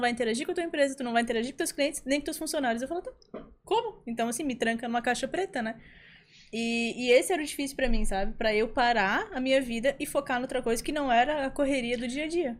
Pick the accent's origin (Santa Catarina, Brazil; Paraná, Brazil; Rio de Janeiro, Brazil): Santa Catarina, Brazil; Florianópolis; eu sou de Floripa também